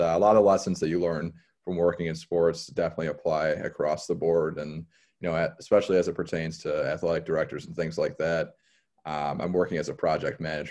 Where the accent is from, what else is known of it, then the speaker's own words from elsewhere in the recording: Trenton, Michigan, United States; also born or lived in Toledo; I'm from the Detroit area. I'm about 20 minutes south of Detroit. It's a city called Trenton